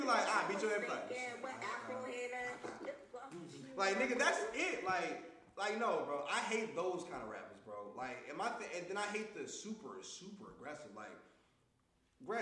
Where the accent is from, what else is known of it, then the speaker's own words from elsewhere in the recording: Baltimore, Maryland, United States; moved away; also born or lived in Jackson Wood; I'm originally from Baltimore